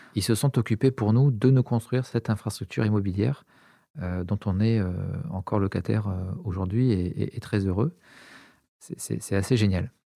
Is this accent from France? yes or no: yes; Montpellier, Occitania, France; J'ai grandi à Montpellier, j'ai fait mes études à Montpellier également